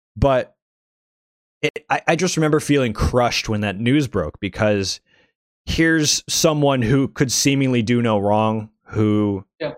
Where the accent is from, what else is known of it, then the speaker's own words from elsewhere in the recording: the South, United States; a ethnically ambiguous Asian American kid growing up in the South